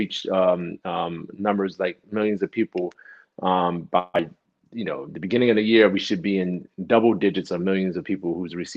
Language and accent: English; Newark, New Jersey, United States; when we were high school students and growing up in Newark, New Jersey